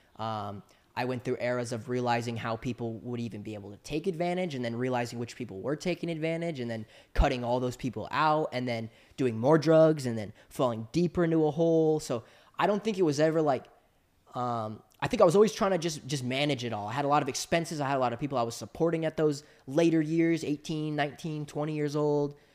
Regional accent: Southern California, United States; I grew up in Southern California, which is the epicenter of action sports

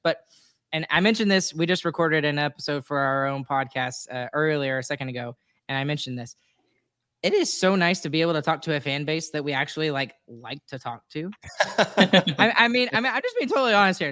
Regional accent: Texas, United States; I'm from Texas

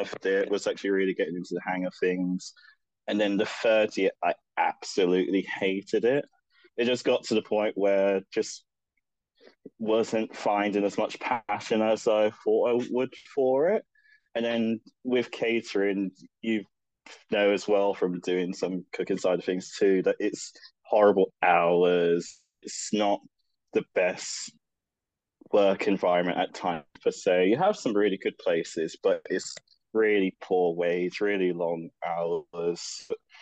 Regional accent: London, United Kingdom; I grew up in London. I've been born and raised there all my life

